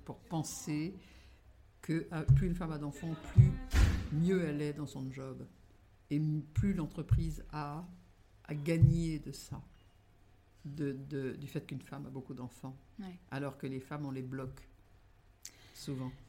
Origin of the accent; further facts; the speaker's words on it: Brittany, France; Je suis bretonne